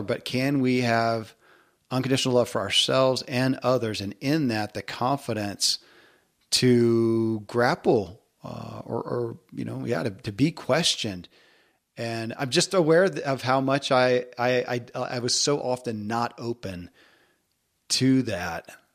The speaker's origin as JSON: {"language": "English", "region": "the South", "country": "United States", "tie": "born or raised there", "said": "growing up in the South"}